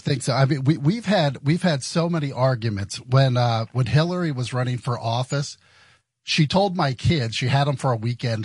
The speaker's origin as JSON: {"language": "English", "area": "next to Hershey", "region": "central Pennsylvania", "country": "United States", "tie": "born or raised there", "said": "I grew up in in uh, central Pennsylvania, uh, like uh, right right right next to Hershey"}